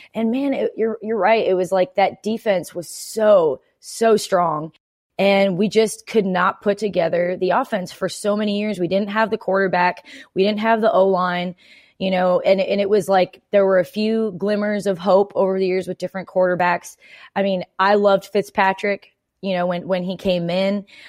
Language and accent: English; Canada; now in Nashville, United States; I'm Canadian.